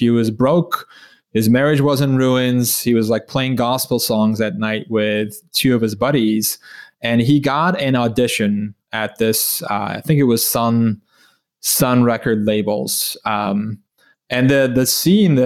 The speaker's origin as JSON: {"language": "English", "country": "Turkey", "tie": "born or raised there", "moved": "as an adult", "said": "I grew up in Turkey. I lived there for 17 years"}